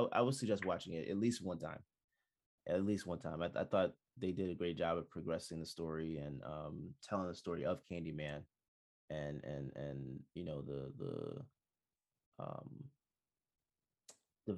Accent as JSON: {"language": "English", "country": "Jamaica", "said": "I'm Jamaican"}